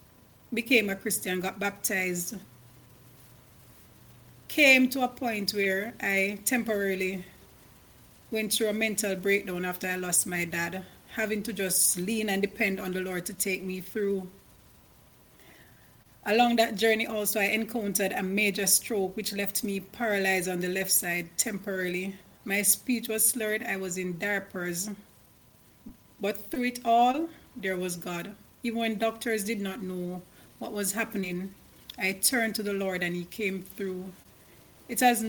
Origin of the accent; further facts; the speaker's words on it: Jamaica; I'm from Jamaica, West Indies